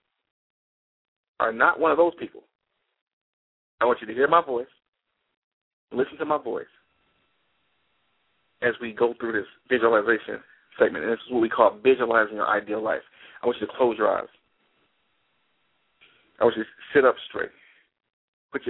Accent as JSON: {"language": "English", "town": "Detroit", "region": "Michigan", "country": "United States", "said": "I'm from Detroit"}